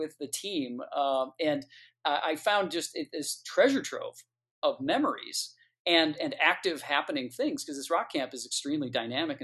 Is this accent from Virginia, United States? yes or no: no; Detroit, Michigan, United States; I grew up in Detroit, Michigan, listening to this music